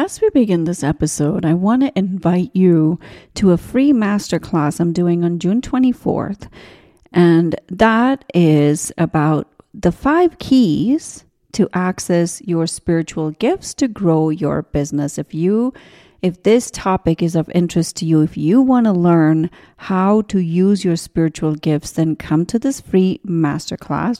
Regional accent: India; moved away; I grew up in India

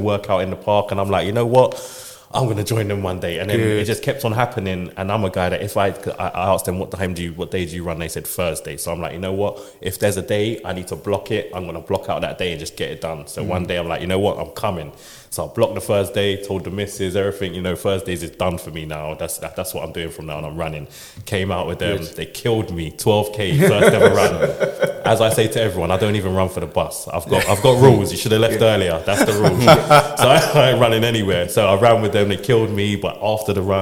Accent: London, United Kingdom; also born or lived in Roehampton, South London; I was actually born in South London, Queen Mary's Hospital in Roehampton, but I've lived in West London, Shepherd's Bush, all my life

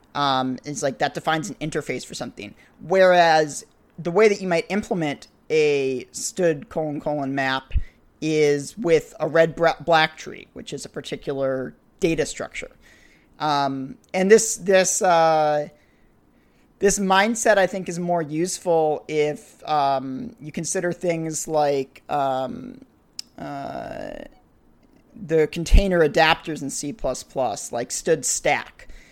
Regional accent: New England, United States; New England where I grew up

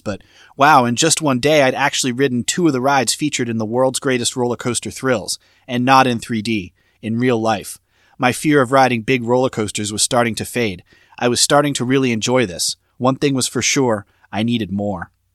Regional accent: Boston, Massachusetts, United States; I grew up in the Boston area

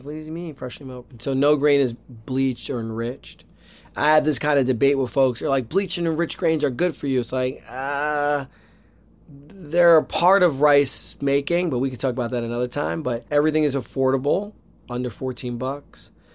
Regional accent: Northeast Pennsylvania, United States; now in New York City, United States; I grew up, I grew up in Northeast Pennsylvania

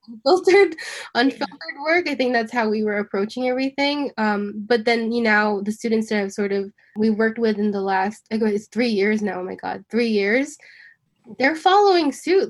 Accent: New York, United States; I'm born and raised in New York

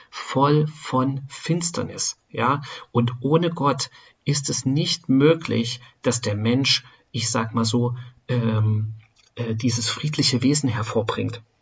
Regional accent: Germany; Ja, wir als Deutsche ähm, oder ich bin in Deutschland geboren, in Deutschland aufgewachsen.

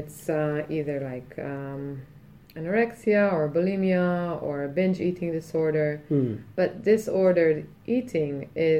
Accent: Israel; In Israel.

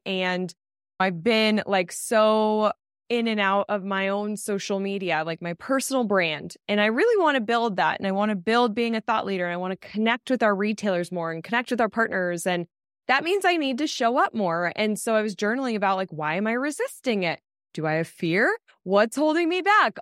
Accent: Colorado, United States; I grew up in Colorado

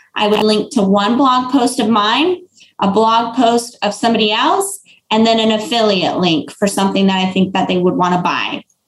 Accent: Florida, United States; I'm from Florida

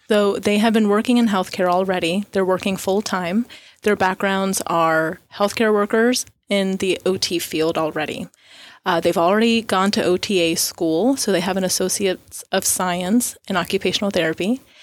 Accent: Florida, United States; moved away as an adult; now in Tyler, United States; I was born and raised in Florida

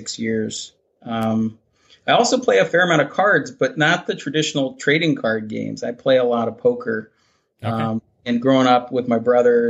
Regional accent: Connecticut, United States; I grew up in Connecticut with three brothers

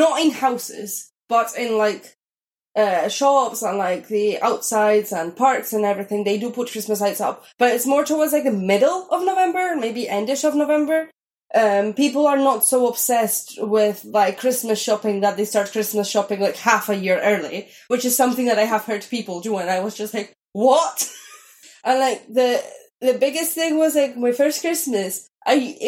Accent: Spain; moved away as an adult; now in United Kingdom; I am originally from Spain

